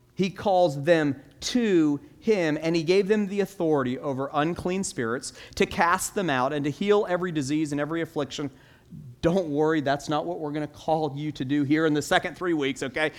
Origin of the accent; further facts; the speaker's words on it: Orlando, Florida, United States; I grew up in Orlando